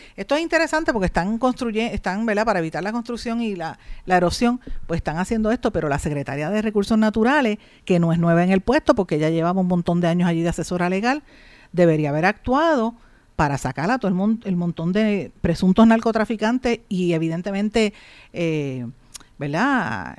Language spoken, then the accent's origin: Spanish; Puerto Rico